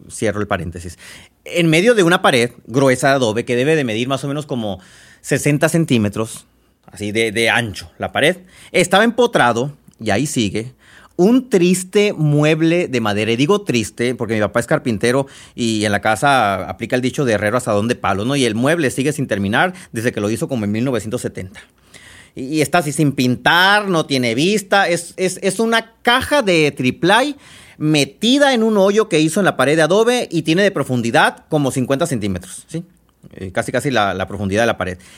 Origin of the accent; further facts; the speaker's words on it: Babiácora, Sonora, Mexico; Soy originaria de Babiácora y allá se cultiva mucho, aunque hoy no fue un buen año para ellos.